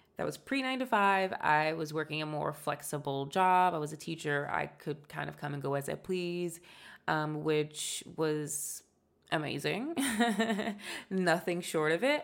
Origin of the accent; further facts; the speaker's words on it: United States; we're American